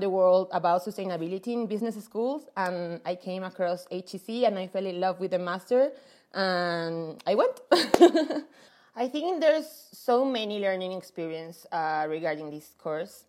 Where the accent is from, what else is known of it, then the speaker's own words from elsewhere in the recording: Mexico; also born or lived in Paris; I'm from Mexico.